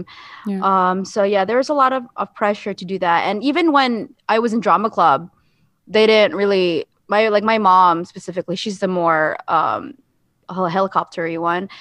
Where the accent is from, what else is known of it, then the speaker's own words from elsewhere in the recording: Jacksonville, Florida, United States; moved away as an adult; also born or lived in South Korea; growing up Asian, specifically Filipino in Jacksonville